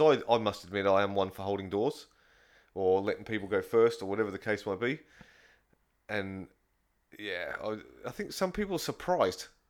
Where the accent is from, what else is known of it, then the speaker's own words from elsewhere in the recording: England, United Kingdom; moved away; I'm from England